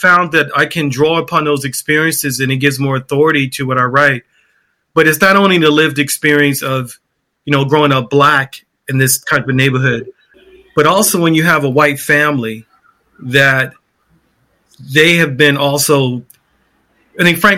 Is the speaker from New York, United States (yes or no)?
no; Baltimore, Maryland, United States; I grew up in West Baltimore in a very famous neighborhood.